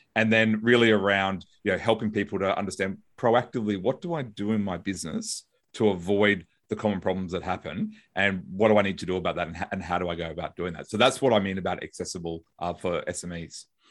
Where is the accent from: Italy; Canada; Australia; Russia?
Australia; Brisbane, Queensland; I'm a lawyer from Brisbane, Australia